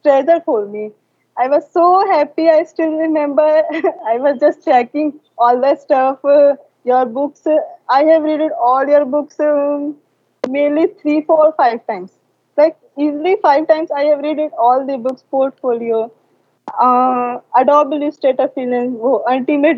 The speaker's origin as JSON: {"language": "English", "country": "India", "said": "I am from India"}